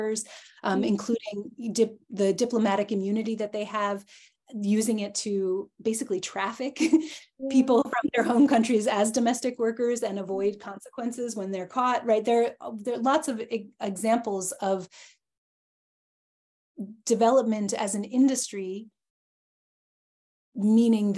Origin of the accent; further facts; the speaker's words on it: United States; I am American